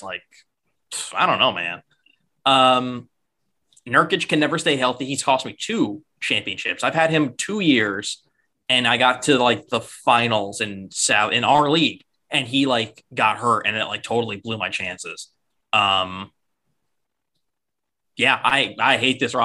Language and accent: English; New York, United States; I'm a New Yorker